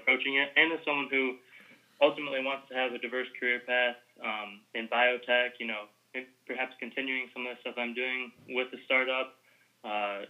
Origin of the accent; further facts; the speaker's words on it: Michigan, United States; moved away as an adult; now in Washington, D.C., United States; I'm originally from Michigan, so could have the option to go back home there